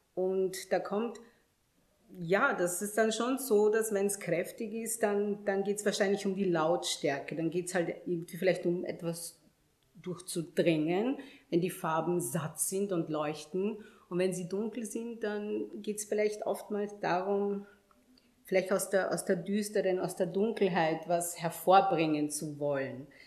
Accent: Vienna, Austria; also born or lived in Ghana; ab meinem fünften Lebensjahr war ich dann tatsächlich hier und bin dann zur Schule gegangen und ich meine, ich muss auch ehrlich sagen, ich bin und fühle mich als Wienerin, immer schon gewesen

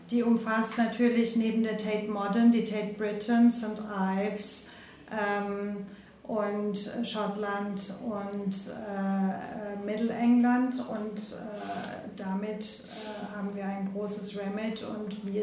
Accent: Croatia; born there; also born or lived in Cologne; Äh, ich bin gebürtige Kroatin

